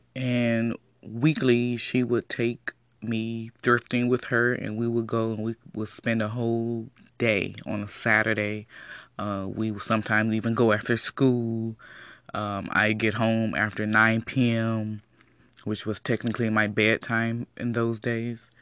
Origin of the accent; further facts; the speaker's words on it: Detroit, Michigan, United States; I'm from Detroit